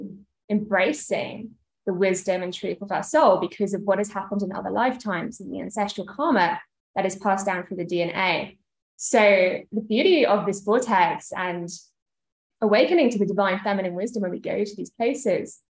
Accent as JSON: {"language": "English", "country": "United Kingdom", "said": "being British myself"}